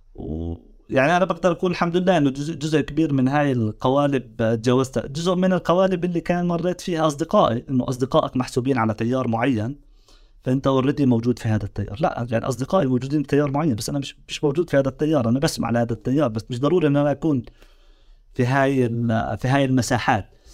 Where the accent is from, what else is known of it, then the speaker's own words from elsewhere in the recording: Jericho, West Bank, Palestine; now in Doha, Qatar; انا لاجئ فلسطيني عائلتي وانا سكننا في مخيم عقب الجبر للاجئين الفلسطينيين آه، هذا المخيم هو جاي جنوب غرب مدينه اريحه